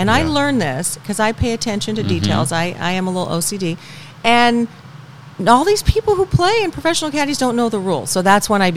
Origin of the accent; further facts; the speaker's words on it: San Diego, California, United States; also born or lived in Tahoe / Bay Area / Pleasanton; now in Palm Desert, United States; I'm from San Diego originally